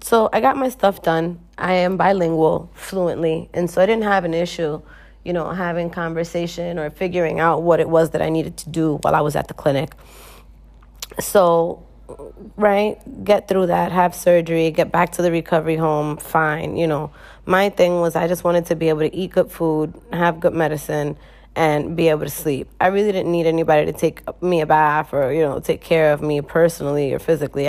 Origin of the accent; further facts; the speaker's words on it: United States; moved away as an adult; now in Dominican Republic; I am a person from the United States